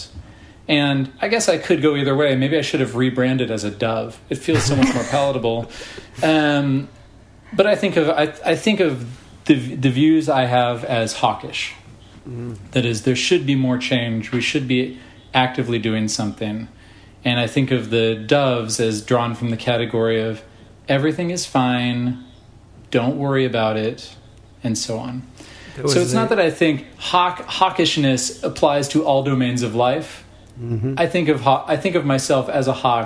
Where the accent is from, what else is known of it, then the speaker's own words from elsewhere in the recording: Berkeley, California, United States; I grew up in Berkeley